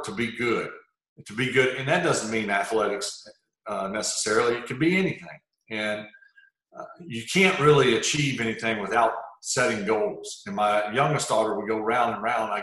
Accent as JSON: {"language": "English", "area": "Hancock County", "region": "Mississippi", "country": "United States", "tie": "born or raised there", "also_born_or_lived": "Gulfport, Mississippi", "said": "I grew up probably 15 minutes to the west"}